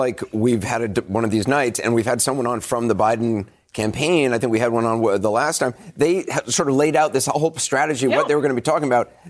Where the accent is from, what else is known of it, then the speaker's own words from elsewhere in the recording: New York, United States; I'm a New Yorker